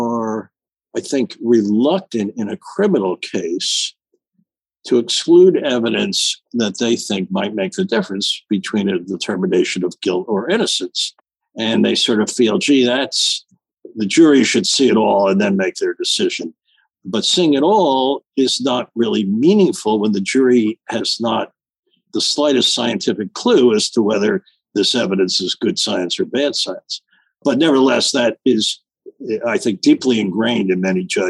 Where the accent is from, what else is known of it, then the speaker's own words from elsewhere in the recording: United States; being an American